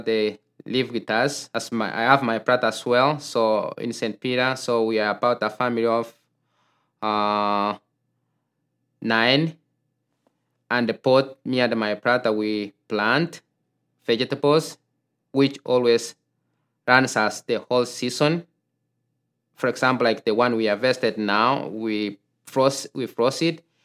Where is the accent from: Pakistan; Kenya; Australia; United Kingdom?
Kenya; moved away as an adult; now in Minnesota, United States; I grew up in Kenya